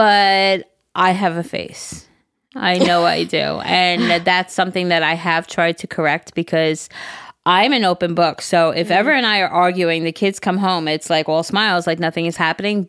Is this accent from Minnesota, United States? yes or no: yes; Minnesota, United States; Hey, listen, Jerry. I'm from Minnesota.